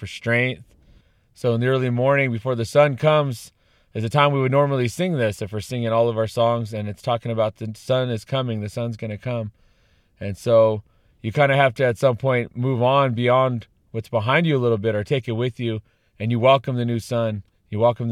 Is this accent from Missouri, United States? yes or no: no; Viejas Band of Kumeyaay, California, United States; I come from the Kumeyaay Nation, from the Viejas Band, where I live with my beautiful wife